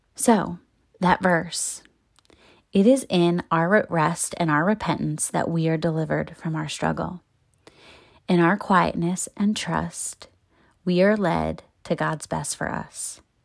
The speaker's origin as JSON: {"language": "English", "town": "Baltimore", "region": "Maryland", "country": "United States", "tie": "born or raised there", "moved": "as an adult", "said": "my thirty-two years in my hometown"}